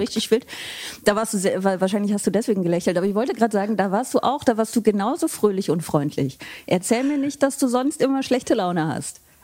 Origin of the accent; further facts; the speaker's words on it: Aachen, North Rhine-Westphalia, Germany; moved away; meine Heimatstadt äh, Aachen, aus der ich ja ursprünglich komme